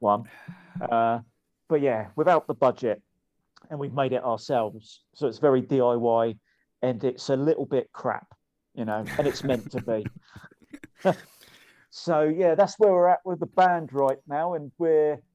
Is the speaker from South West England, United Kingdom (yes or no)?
no; Eastleigh, South East England, United Kingdom; where I'm really from, no one's ever heard of it. But it's called Eastleigh